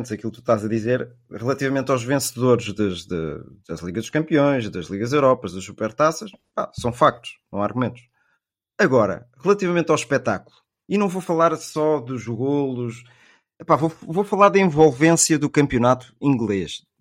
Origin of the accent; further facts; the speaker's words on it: Portugal; nós portugueses